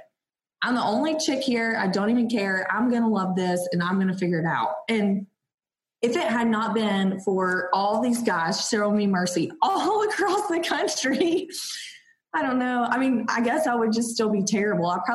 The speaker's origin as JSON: {"language": "English", "region": "Georgia", "country": "United States", "said": "I'm from Georgia, so we only have like our preserves and our plantation life"}